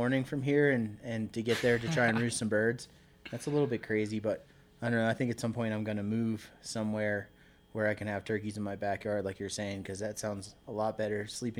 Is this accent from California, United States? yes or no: no; Annapolis, Maryland, United States; moved away as an adult; now in Colorado, United States; I grew up in Maryland. I grew up fishing and, I was born in Annapolis, Maryland, so I grew up on the water and around the outdoors my whole life